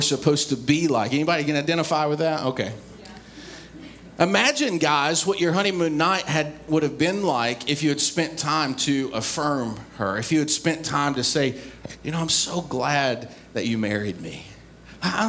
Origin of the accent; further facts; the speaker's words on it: East Tennessee, United States; I grew up in East Tennessee.